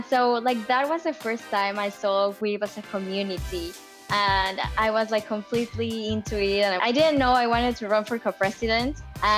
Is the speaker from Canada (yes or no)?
no; Germany; born there; moved away; also born or lived in Japan / Mexico / Australia; I was born in Germany. Then we went to Japan to live for a while, then Mexico, Australia, and then here.